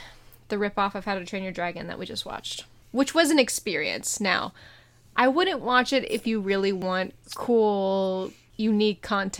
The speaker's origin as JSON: {"language": "English", "country": "United States", "said": "I'm American"}